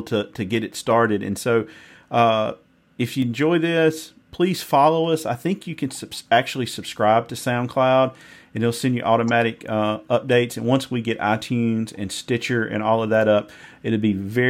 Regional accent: Mississippi, United States; if you can't tell by my accent, I'm from Mississippi

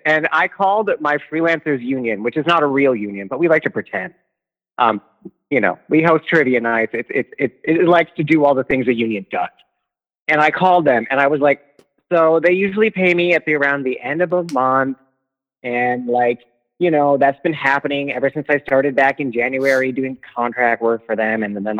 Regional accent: Midwest, United States; I'm from the Midwest, too, so, like, be passive-aggressive.

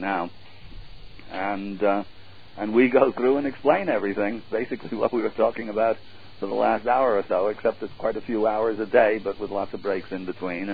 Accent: United States; I'm American and my base is here

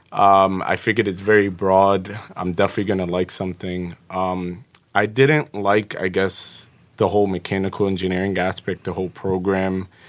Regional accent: Jersey City, New Jersey, United States; also born or lived in Egypt; I grew up in Jersey City through the public school district

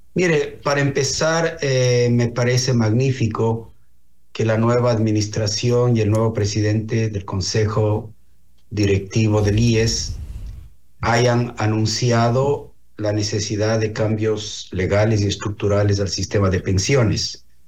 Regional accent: Ecuador; como ecuatorianos

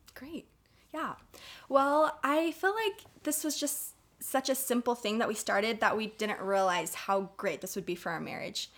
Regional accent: Tucson, Arizona, United States; So we're both from Tucson, Arizona

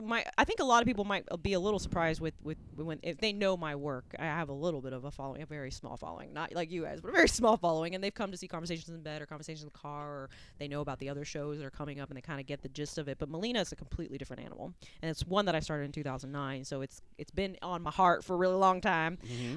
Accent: Puerto Rico; accent: Southern; first language es; I'm Puerto Rican, and Spanish was my first language, but my husband always laughs because he's like, you're the only Puerto Rican I know with a Southern accent.

